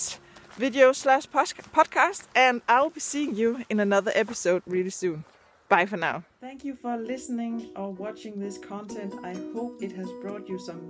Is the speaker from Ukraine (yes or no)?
no; Denmark; first language Danish; English is a second language; Danish is my first language